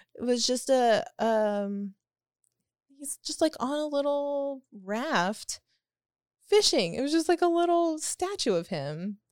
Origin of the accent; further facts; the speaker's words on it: Texas, United States; I'm a Texan in Paris